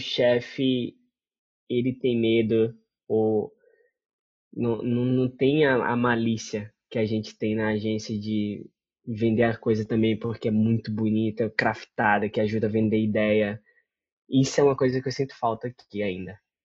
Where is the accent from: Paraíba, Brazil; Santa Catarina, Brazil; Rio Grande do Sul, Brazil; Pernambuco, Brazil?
Paraíba, Brazil; moved away as an adult; also born or lived in São Paulo / Moscow / Africa; Eu saí da Paraíba para São Paulo